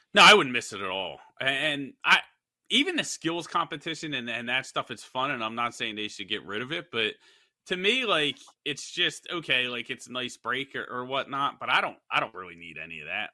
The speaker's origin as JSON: {"language": "English", "town": "Philadelphia", "region": "Pennsylvania", "country": "United States", "said": "I'm from Philadelphia"}